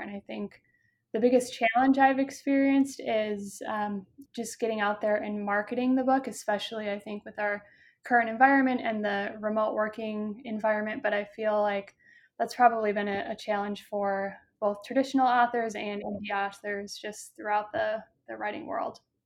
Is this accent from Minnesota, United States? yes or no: yes; Minneapolis, Minnesota, United States; moved away as an adult; also born or lived in Omaha; now in Chicago, United States; I grew up in Minnesota